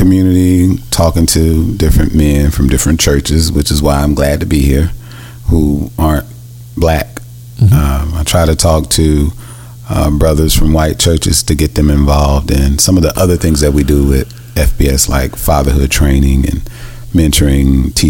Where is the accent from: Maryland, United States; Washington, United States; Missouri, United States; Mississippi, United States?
Mississippi, United States; growing up in Mississippi, I grew up with a lot of hatred and, you know, discrimination that I was taught.